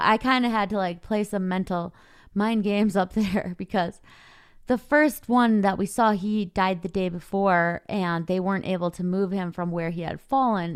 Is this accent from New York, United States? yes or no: no; Minnesota, United States; I grew up in the Midwest in Minnesota